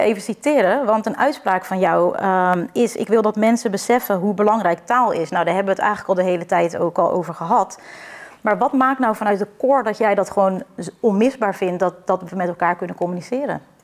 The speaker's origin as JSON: {"language": "Dutch", "country": "Netherlands", "said": "wij als Nederlander"}